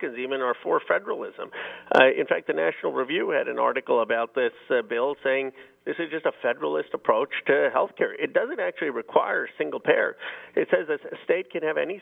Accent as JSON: {"language": "English", "region": "California", "country": "United States", "said": "I'm from California"}